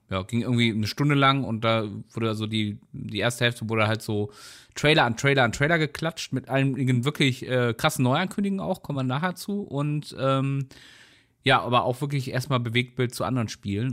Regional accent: North Rhine-Westphalia, Germany; weil wir kommen ja beide hier aus der Ecke

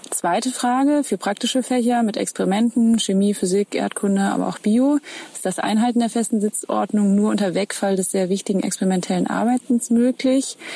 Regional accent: Gelsenkirchen, North Rhine-Westphalia, Germany; Ich komme aus Gelsenkirchen

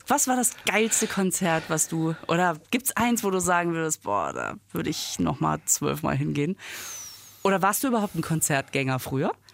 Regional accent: Düsseldorf, North Rhine-Westphalia, Germany; also bin ich ziemlich in der Nähe aufgewachsen

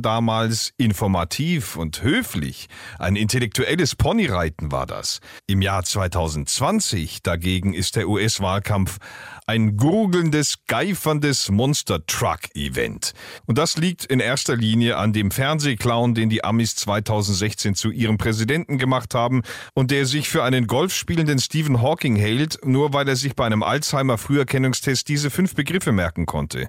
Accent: Germany; bei uns in Deutschland

